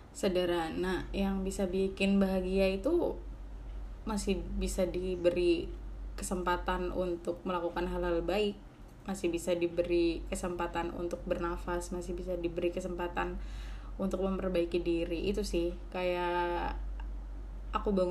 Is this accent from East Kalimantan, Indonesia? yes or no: no; Gresik, East Java, Indonesia; jadi itu makanan khas di daerah aku kan di Gresik